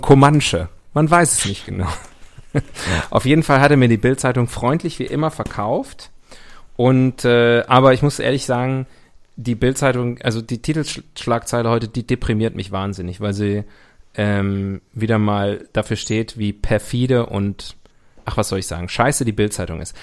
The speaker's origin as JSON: {"language": "German", "region": "West Germany", "country": "Germany", "tie": "born or raised there", "said": "Ich bin aus dem Westen. Ich bin mit dem Kapitalismus aufgewachsen"}